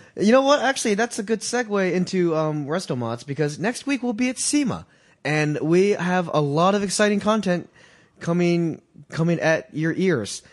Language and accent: English; Boston, Massachusetts, United States; I'm from Boston.